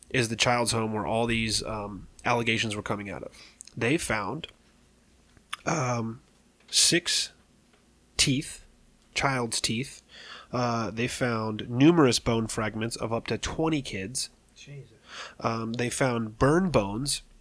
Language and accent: English; London, United Kingdom; And excuse my language, but I'm from London and this is how we talk.